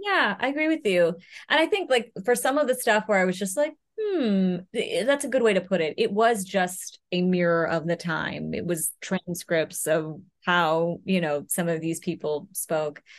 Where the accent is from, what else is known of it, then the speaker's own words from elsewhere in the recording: Louisville, Kentucky, United States; I was born and raised in Louisville, Kentucky